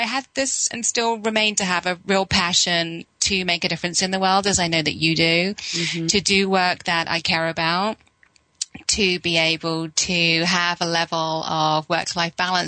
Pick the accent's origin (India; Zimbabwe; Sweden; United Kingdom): United Kingdom; England; moved away; I was brought up in England